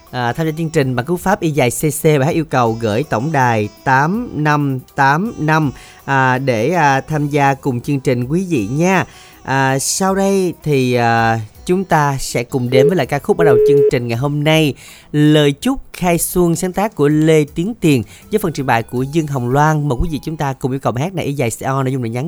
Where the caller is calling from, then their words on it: Tan An, Long An, Vietnam; ở thành phố Tân An.